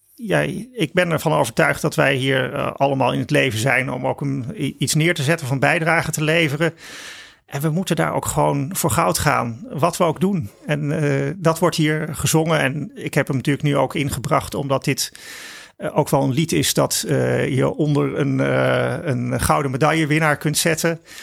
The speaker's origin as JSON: {"language": "Dutch", "country": "Netherlands", "said": "wij als Nederlanders"}